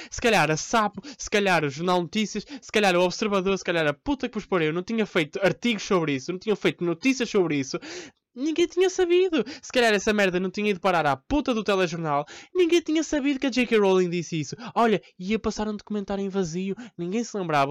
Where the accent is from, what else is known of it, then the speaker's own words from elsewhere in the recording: Porto, Norte, Portugal; Eu sou do Porto há 20 anos